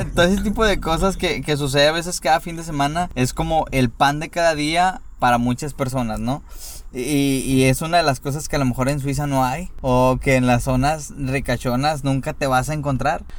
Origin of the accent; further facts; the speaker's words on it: Monterrey, Nuevo León, Mexico; somos de Monterrey